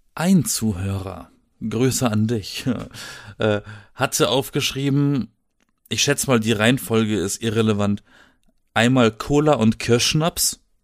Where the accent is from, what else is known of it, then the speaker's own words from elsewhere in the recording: Black Forest, Baden-Württemberg, Germany; moved away as an adult; now in Berlin, Germany; ich bin im Schwarzwald geboren.